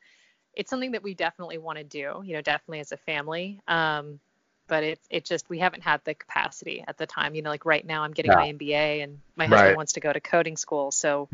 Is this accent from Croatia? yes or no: no; Japan; also born or lived in California, United States; so I was born in America, born